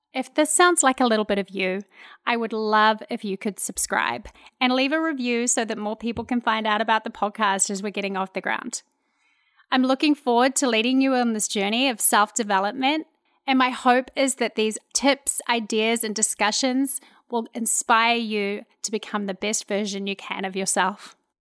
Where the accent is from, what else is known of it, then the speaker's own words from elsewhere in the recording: New Zealand; moved away as an adult; now in Houston, United States; I'm a New Zealand girl living in Houston, Texas.